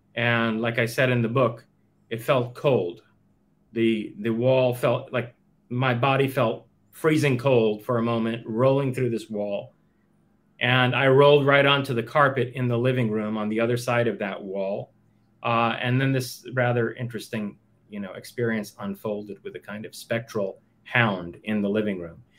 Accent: New York City, New York, United States; also born or lived in Queens, New York; originally I'm from Queens, but we only lived there until I was what uh, eight years old. At age eight, uh, between seven and eight, we moved to Manhattan.

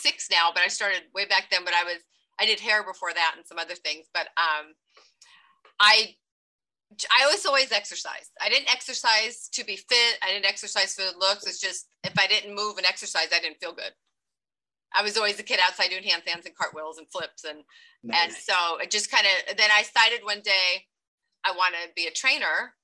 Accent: Long Beach, California, United States; also born or lived in Oregon; I grew up here in Long Beach, but I was in Oregon for 8 years

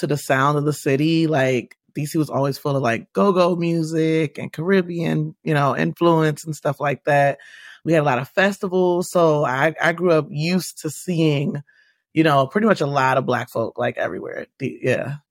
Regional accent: Washington, District of Columbia, United States; now in Maryland, United States; So I grew up in Washington, D C. I currently reside in Maryland, but I grew up within the city of the district of Columbia

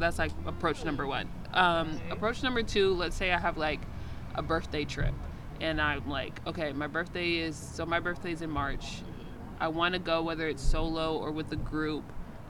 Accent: Kinshasa, DR Congo; born there; I was born in Kinshasa in the Democratic Republic of Congo.

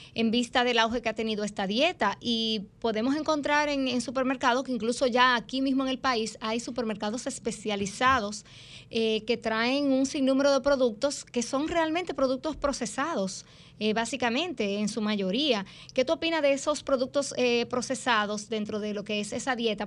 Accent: Dominican Republic; yo soy ahí dominicana, dominicana

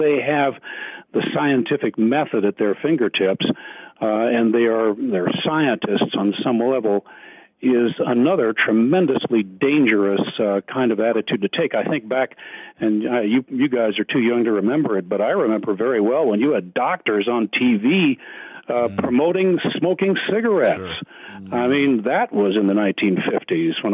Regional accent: Wheaton, Illinois, United States; When I was growing up in the Wheaton area, which at that time was the Evangelical Vatican of the United States

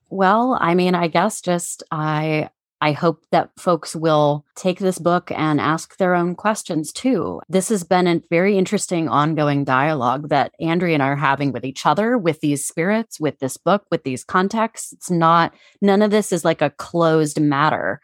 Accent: Cincinnati, Ohio, United States; moved away; I'm from Cincinnati

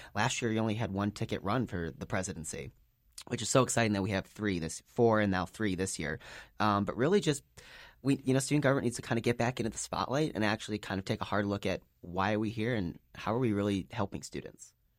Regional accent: Chicago, Illinois, United States; moved away as an adult; now in Salt Lake City, United States; I'm originally from Chicago, uh, so out-of-state student

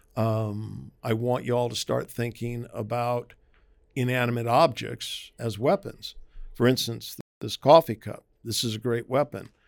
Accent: Maryland, United States; moved away; We grew up in Maryland, uh, which is the the northernmost southern state

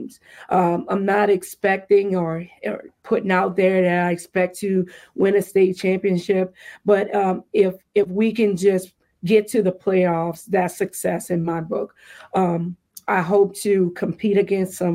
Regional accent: the Bayou, Louisiana, United States; moved away; going back to the Bayou

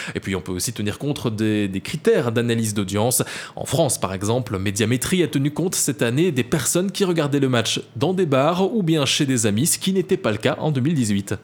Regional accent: Belgium

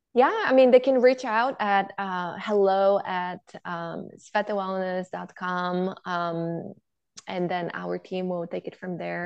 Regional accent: Bulgaria; moved away; I grew up in Bulgaria where my grandparents had a farm

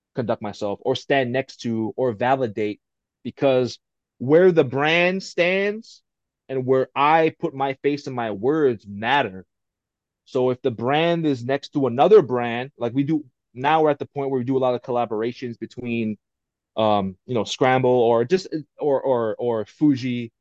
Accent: Pearl City, Hawaii, United States; moved away; being from Hawaii, born and bred in Hawaii

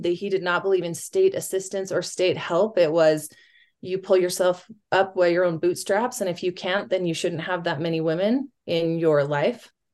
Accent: West Jordan, Utah, United States; I grew up in West Jordan, at going to public schools

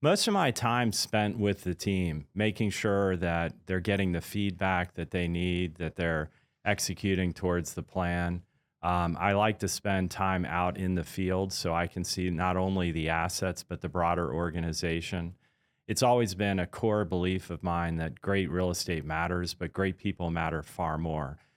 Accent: Washington, District of Columbia, United States; also born or lived in Pascagoula, Mississippi / Pearl Harbor, Hawaii; when I was about eight, we moved from there to the Washington, D C area where I basically went to high school, grew up, and, uh, had my first job

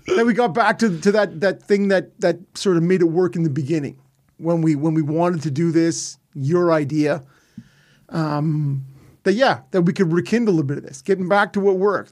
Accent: Ottawa, Ontario, Canada; I'm from Ottawa

